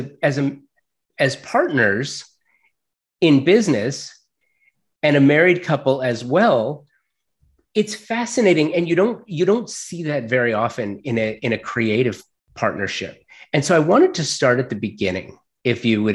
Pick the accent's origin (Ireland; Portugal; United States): United States; Los Angeles, California; being a native Angeleno and growing up in California, growing up in LA, you know, growing up in the San Fernando Valley in the 1980s